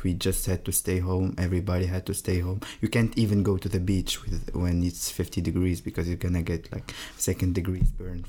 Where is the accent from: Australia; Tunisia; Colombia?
Tunisia; moved away as an adult; I'm from Tunisia, from North Africa, yeah.